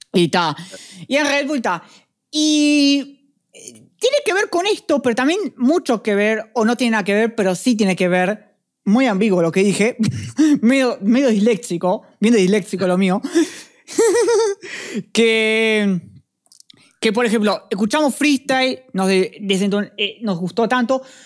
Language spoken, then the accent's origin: Spanish; Uruguay; somos uruguayos